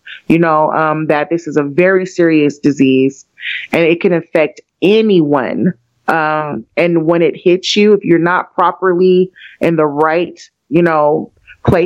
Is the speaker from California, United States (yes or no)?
yes; Pittsburg, California, United States; we are all from the Bay Area. We are from a very small city called Pittsburgh, California